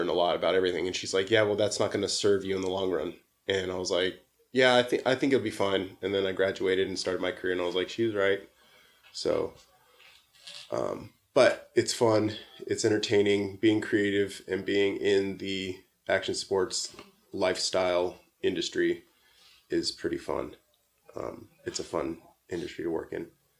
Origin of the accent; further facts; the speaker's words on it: Southern California, United States; I'm from Southern California, born and raised.